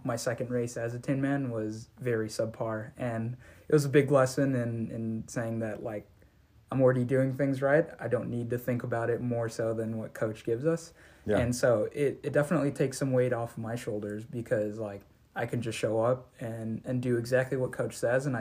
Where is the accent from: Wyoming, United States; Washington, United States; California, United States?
California, United States; Southern; I'm originally from Southern California